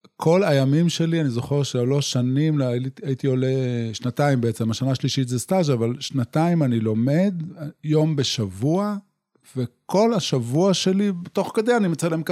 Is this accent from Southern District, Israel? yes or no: yes; Yotvata, Southern District, Israel; moved away as an adult; גדלתי בקיבוץ יוטבתה